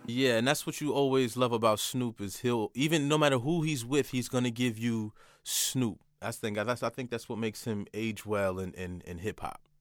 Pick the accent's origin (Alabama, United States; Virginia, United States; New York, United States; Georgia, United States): New York, United States; Port Chester; also born or lived in Manhattan, New York / Bronx, New York; I'm from Portchester, New York, but, uh, Manhattan raised me, uh, and I played a lot in the Bronx as well